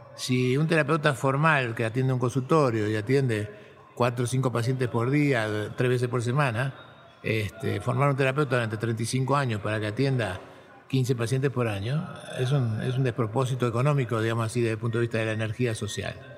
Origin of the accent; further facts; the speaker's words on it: Buenos Aires, Argentina; Yo nací en, en Buenos Aires, en un suburbio de la ciudad, en un barrio de clase media baja, Fui a la escuela del Estado, en la primaria, la secundaria, la universidad pública